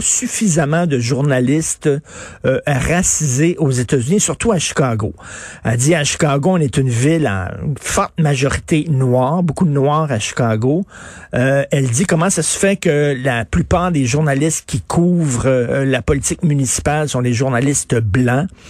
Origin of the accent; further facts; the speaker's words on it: Quebec, Canada; je suis un Québécois